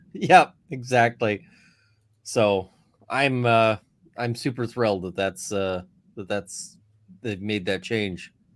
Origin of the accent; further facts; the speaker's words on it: Canada; as a Canadian